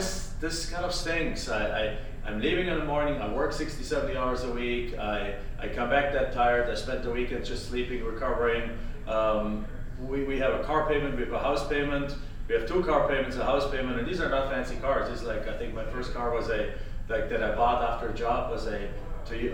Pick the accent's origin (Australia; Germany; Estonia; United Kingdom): Germany; English is a second language; moved away as an adult; now in Phoenix, United States; I'm from Germany originally. I came to the United States in 1997.